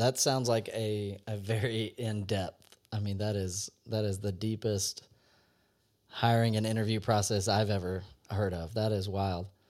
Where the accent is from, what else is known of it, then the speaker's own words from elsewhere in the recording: Louisiana, United States; I grew up in Louisiana